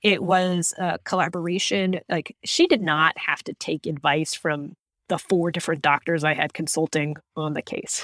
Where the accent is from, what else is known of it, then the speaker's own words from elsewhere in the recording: Florida, United States; growing up in Florida